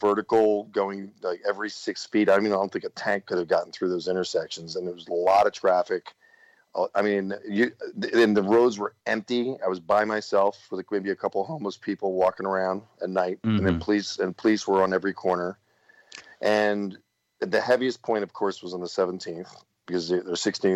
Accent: New Jersey, United States; I'm from South Jersey

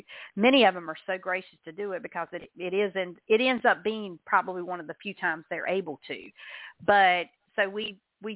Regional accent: the South, United States; I'm from the South

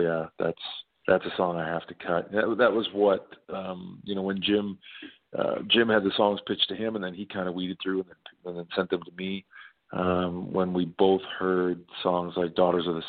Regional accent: Nova Scotia, Canada; a singer-songwriter, born and raised in Nova Scotia, I grew up on all sorts of music

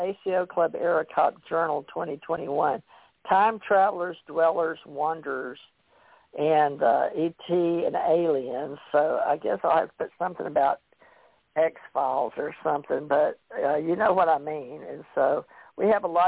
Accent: Louisiana, United States; I'm from Louisiana

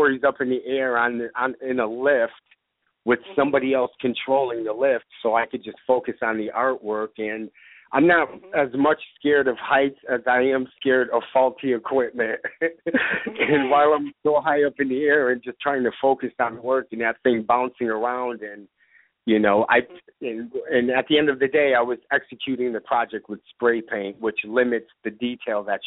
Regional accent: Bristol, Connecticut, United States; a local recycling company here in my hometown of Bristol, Connecticut. I grew up with the owner

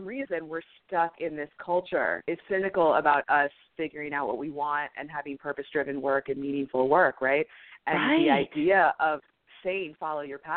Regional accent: New York City, New York, United States; I am also from New York City

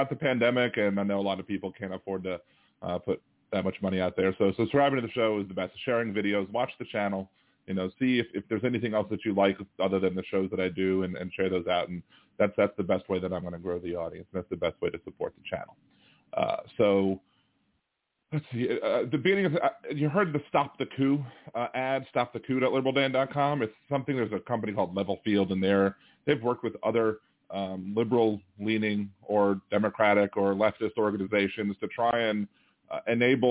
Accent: Maryland, United States; moved away; I'm from Maryland originally

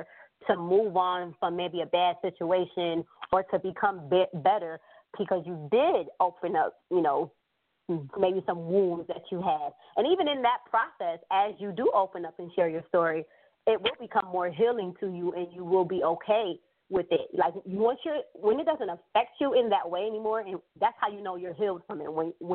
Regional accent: Rochester, New York, United States; a community organization I created for young girls in my hometown, which I live in Rochester, New York

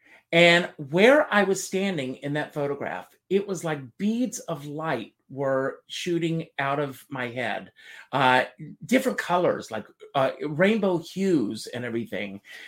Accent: South Carolina, United States; moved away; when I was growing up in South Carolina

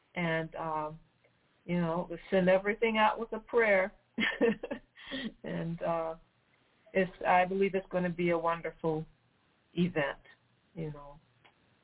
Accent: Detroit, Michigan, United States; now in South Florida, United States; I'm from Detroit, Michigan

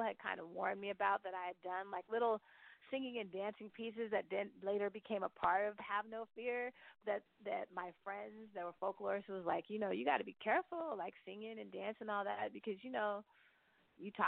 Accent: the Bay Area, California, United States; now in Brooklyn, United States; I grew up in the Bay

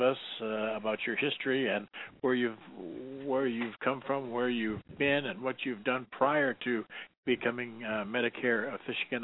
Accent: Detroit, Michigan, United States; I'm born and raised in Detroit

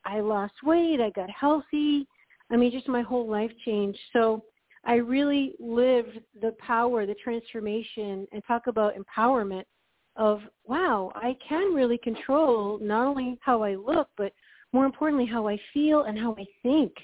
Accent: New England, United States; growing up in New England and kind of in a Puritan work ethic

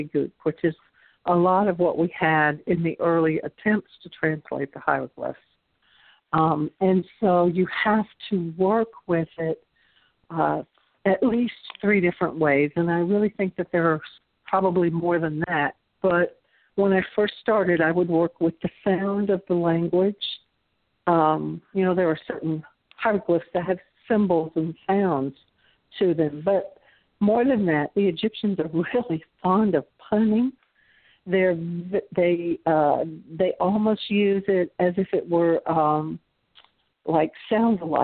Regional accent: the South, United States; accent: Southern; had only Spanish and my Southern accent

